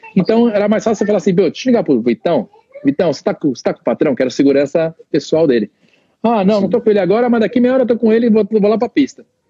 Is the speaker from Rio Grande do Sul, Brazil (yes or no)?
no; Santo André, São Paulo, Brazil; moved away as an adult; also born or lived in California; now in United States; Santo André, que tinha muita amizade lá na, na cidade onde eu nasci, né? Onde, onde meus pais moram até hoje